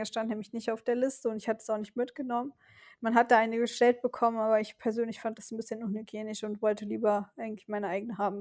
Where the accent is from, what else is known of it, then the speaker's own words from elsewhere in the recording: Westerwald, Rhineland-Palatinate, Germany; in meiner Heimat in, im Westerwald, also in einer kleinen Stadt